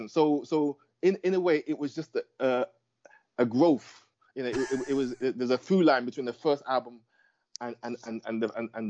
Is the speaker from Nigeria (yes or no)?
yes; Lagos, Nigeria; also born or lived in London, United Kingdom; now in New York, United States; You know, my first I was born in London, but my first memories were in Lagos, and then uh, London, and then and, the, and then New York, where, where I am now.